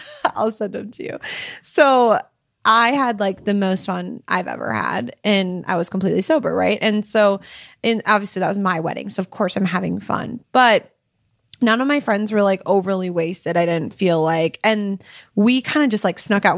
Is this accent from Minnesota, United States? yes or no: yes; Minnesota, United States; moved away as an adult; now in Utah, United States; we are from Minnesota, and then we moved to Utah a year and a half ago